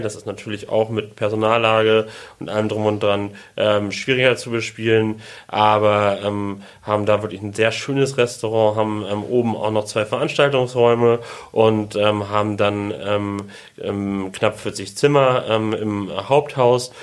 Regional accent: Hamburg, Germany; moved away as an adult; now in Sylt, Germany; ich komme aus Hamburg

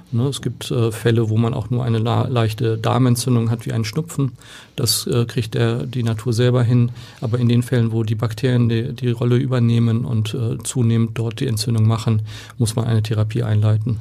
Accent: Oldenburg, Lower Saxony, Germany; now in Hamburg, Germany; Ich komme aus Oldenburg, äh, da ist Basketball eine Hochburg

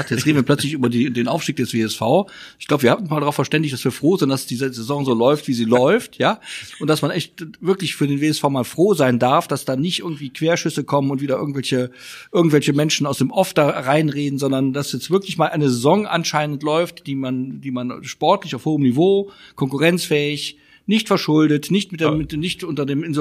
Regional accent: Cologne, North Rhine-Westphalia, Germany; auch als Kölner weiß man, man darf sich nicht immer selbst besoffen machen.

